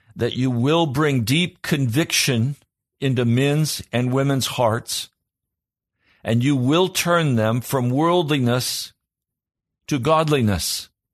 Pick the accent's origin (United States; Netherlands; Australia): United States; Pennsylvania; I was from Pennsylvania.